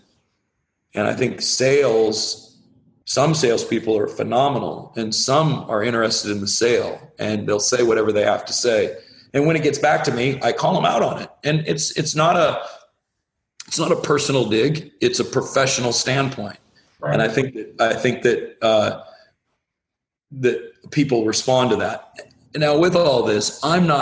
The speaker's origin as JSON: {"language": "English", "area": "the Northwest", "region": "Pacific Northwest", "country": "United States", "tie": "born or raised there", "said": "I am very much someone that was born and raised in the Northwest"}